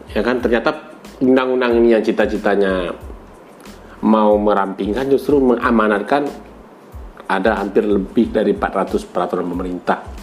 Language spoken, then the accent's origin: Indonesian; Minangkabau, West Sumatra, Indonesia; saya orang Minang